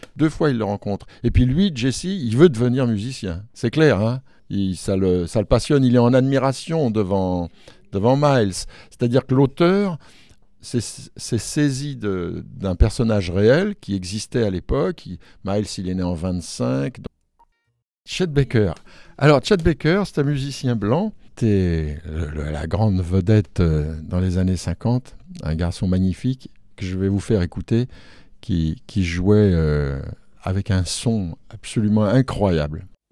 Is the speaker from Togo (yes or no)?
no; France; j'ai été élevé en France